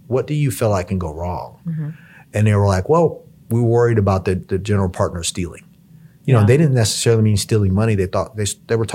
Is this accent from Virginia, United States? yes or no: no; Hawaii, United States; I was kind of born and bred in Hawaii